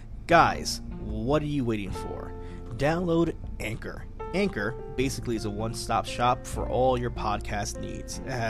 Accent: Bronx, New York, United States; growing up in the Bronx, you know, the Bronx, you think of music, you think of hip-hop

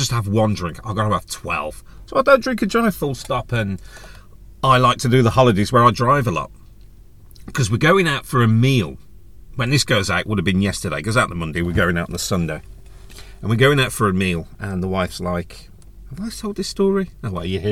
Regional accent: United Kingdom; we're British

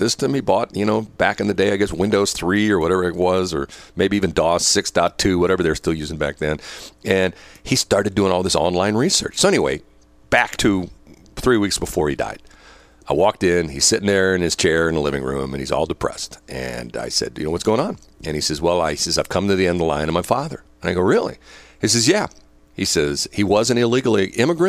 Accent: United States; I was born here in the United States.

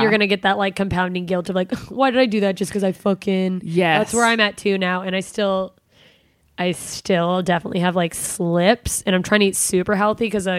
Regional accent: Alaska, United States; I'm from Alaska.

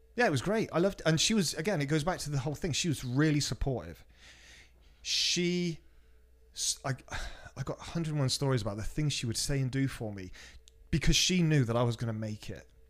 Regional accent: Cheltenham, South West England, United Kingdom; moved away; from my hometown, Cheltenham

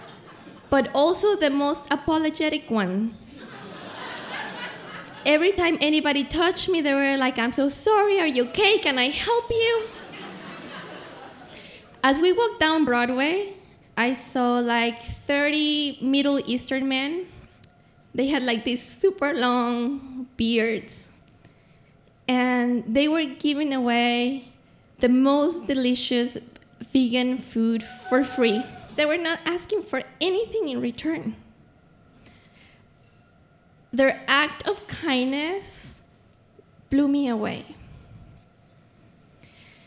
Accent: Mexico City, Mexico; moved away; also born or lived in Los Angeles; I come from Mexico City

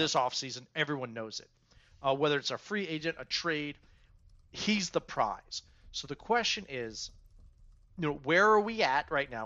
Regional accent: Germantown, Maryland, United States; I grew up in Germantown

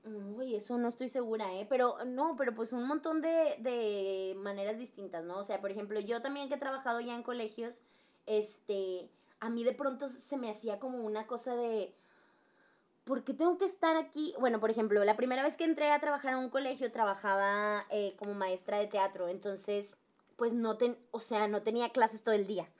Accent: Monterrey, Nuevo León, Mexico; el primer trabajo que tuve fue en Teleperformance como buena regia

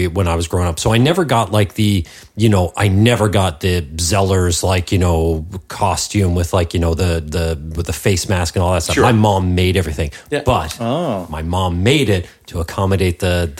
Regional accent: Lower Sackville, Nova Scotia, Canada; my prime trigger-treating age would have been in Lower Sackville

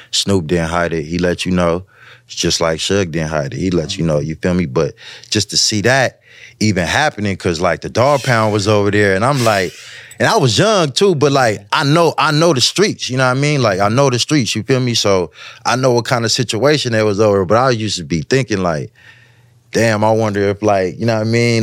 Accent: West Coast, United States; I'm from the West

